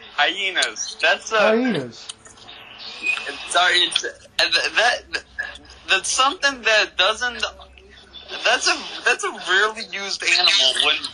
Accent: Kansas City, United States; Yeah, I'm from Kansas City.

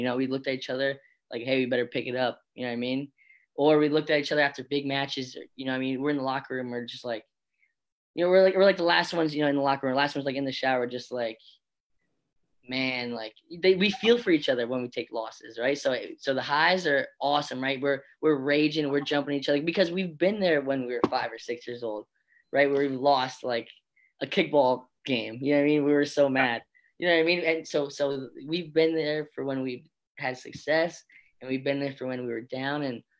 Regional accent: Florida, United States; born there; I was born in Florida as well.

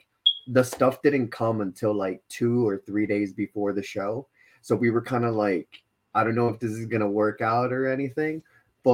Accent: Rahway, New Jersey, United States; I'm from Rahway

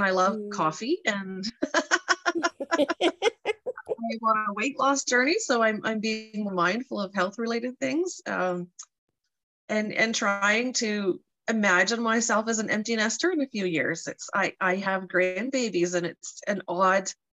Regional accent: Canada's East Coast, Atlantic Canada, Canada; moved away as an adult; now in Saskatchewan, Canada; we come from Canada's East Coast originally, and we have been living in Saskatchewan for 10 years this summer

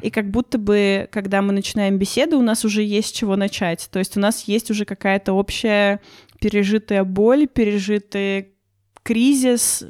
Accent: Russia; я из России

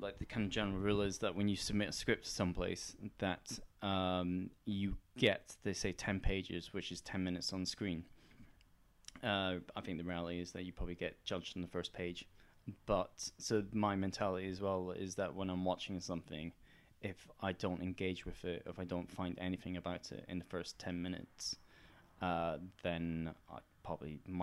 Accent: Edinburgh, Scotland, United Kingdom; I'm from Edinburgh

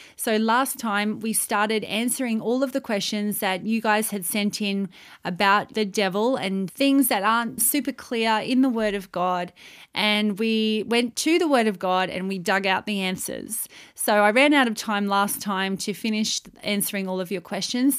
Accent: Australia; moved away as an adult; also born or lived in Saudi Arabia; as an Australian citizen, I went to Saudi Arabia to live and to work over there

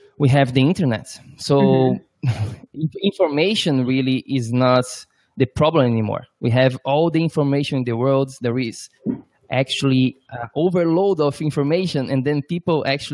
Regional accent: Brazil; now in New York, United States; I'm from Brazil

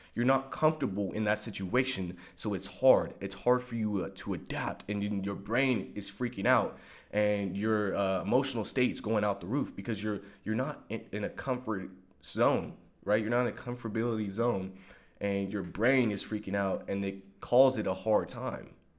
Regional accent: Long Beach, California, United States; I grew up in Long Beach, California

